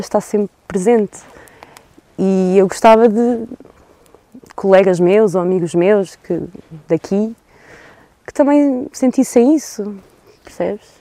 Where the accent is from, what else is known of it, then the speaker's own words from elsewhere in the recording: Douro, Norte, Portugal; eu sou do Douro, eu nasci aqui